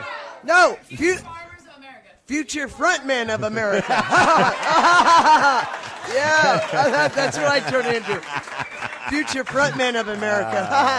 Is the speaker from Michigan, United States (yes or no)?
no; Idabel, Oklahoma, United States; moved away as an adult; also born or lived in Broken Bow, Oklahoma / Georgetown, California; I moved to Broken Bow when I was just about 11 and lived 1 year in Broken Bow, got this tattoo, and then moved for 5 more years over in Idaho, Oklahoma. I graduated Bicentennial 76